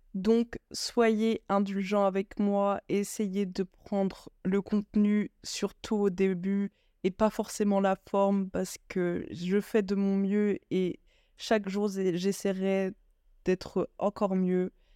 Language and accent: French; France; moved away as an adult; now in Belgium; Je suis française d'origine malienne, j'ai grandi en France et actuellement je vis en Belgique pour mes études